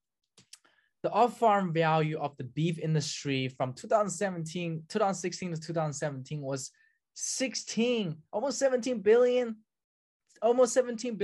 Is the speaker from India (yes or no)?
no; China; now in United States; I grew up in China